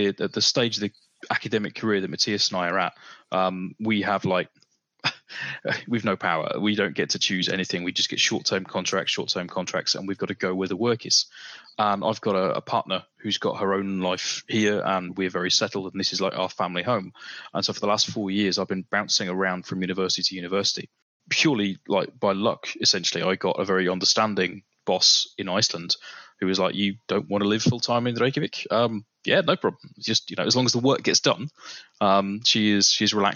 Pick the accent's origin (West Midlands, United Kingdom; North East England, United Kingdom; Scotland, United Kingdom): West Midlands, United Kingdom; Coventry; accent: British; also born or lived in Ireland; now in Denmark; I'm an Irish citizen, but I grew up and went to school in Coventry.